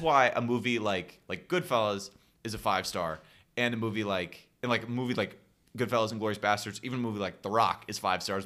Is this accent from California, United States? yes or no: yes; Stockton, California, United States; my hometown